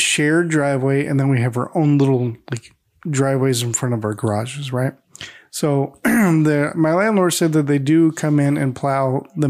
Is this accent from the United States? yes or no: yes; Florida, United States; now in Illinois, United States; I'm from Florida.